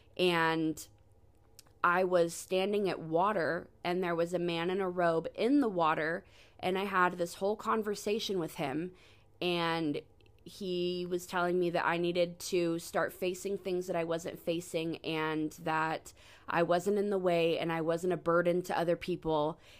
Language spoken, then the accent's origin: English; Sacramento, California, United States; I was born in Sacramento, California in ninety-four